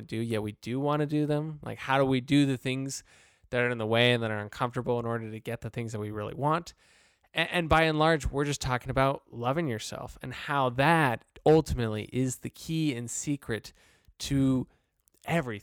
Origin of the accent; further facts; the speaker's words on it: Arizona, United States; I'm from Arizona